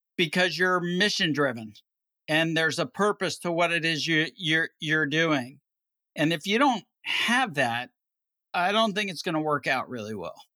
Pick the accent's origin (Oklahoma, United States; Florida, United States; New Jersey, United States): Florida, United States; Miami; also born or lived in Cleveland, Ohio / Anchorage, Alaska; we moved to Miami, Florida, which is where my dad grew up and which is where I grew up